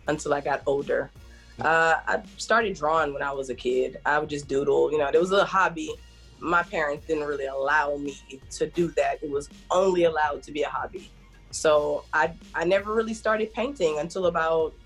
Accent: Jamaica; we're Jamaican, we kill goats. This is normal for us.

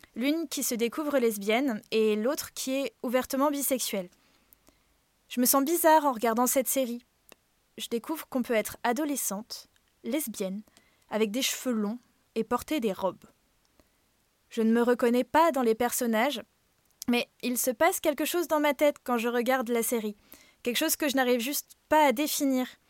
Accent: Brittany, France; J'ai grandi en Bretagne, dans une petite ville.

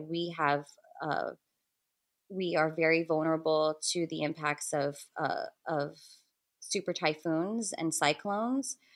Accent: Guam; I'm from the Mariana Islands, primarily residing in Guahan, or Guam as it's better known, in the Western Pacific

